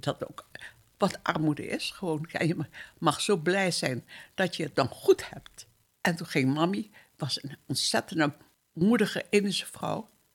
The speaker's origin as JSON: {"language": "Dutch", "town": "Surabaya", "region": "East Java", "country": "Indonesia", "tie": "born or raised there", "moved": "as an adult", "lives_now": "Netherlands", "said": "Ik ben geboren in Surabaya. Dat, was een, of dat is een plaats op Java in Indonesië. Toen wij uit Indië weggingen, was ik 19 jaar"}